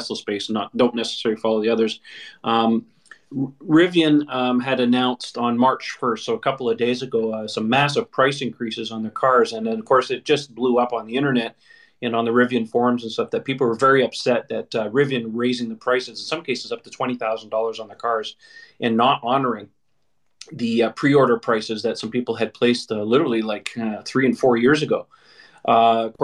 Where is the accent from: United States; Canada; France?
Canada; I'm Canadian as well